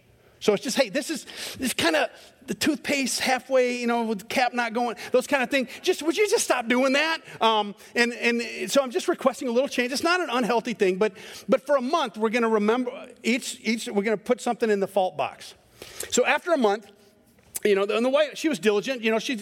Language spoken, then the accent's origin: English; Scotland, United Kingdom; I'm a Scotsman, and so we're angry about everything.